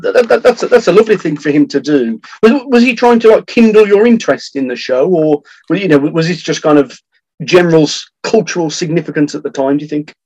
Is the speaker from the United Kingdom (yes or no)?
no; France; from France